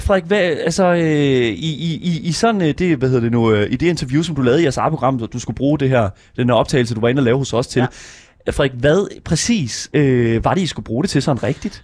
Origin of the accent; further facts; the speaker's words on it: Horsens, Central Denmark Region, Denmark; jeg er også fra Horsens